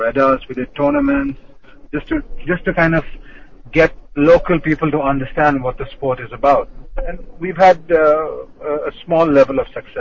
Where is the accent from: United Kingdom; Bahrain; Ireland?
Bahrain; when we were growing up over here, it was quite a heavy scene of hockey